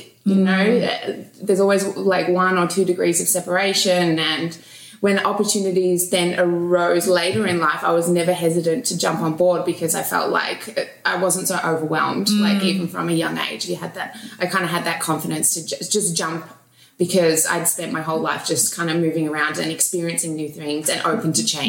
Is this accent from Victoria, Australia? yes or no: yes; Melbourne, Victoria, Australia; I grew up, I was born in Melbourne, Australia, so this is always going to be home.